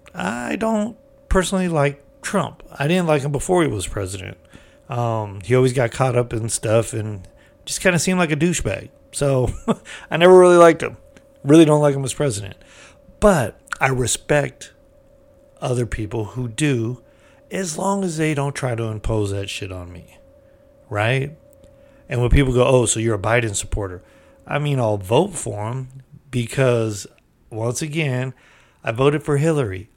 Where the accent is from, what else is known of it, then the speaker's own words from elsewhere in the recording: United States; we're American.